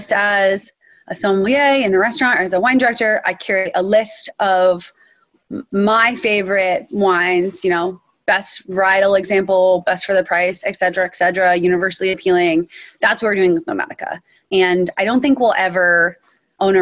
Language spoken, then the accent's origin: English; Western Massachusetts, United States; I grew up in Western Massachusetts, this incredibly liberal, intellectual community.